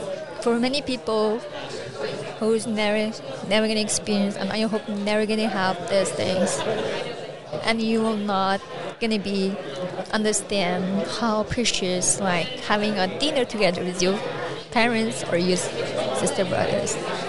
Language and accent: English; East Turkestan, near the Taklamakan desert, Xinjiang, China; born or raised there; English is a second language; now in Northern Virginia, United States